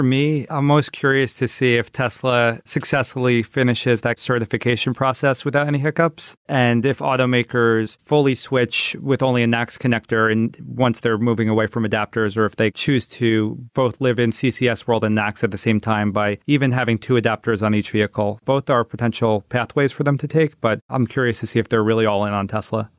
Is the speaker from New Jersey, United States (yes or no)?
yes; New Jersey, United States; my home state of New Jersey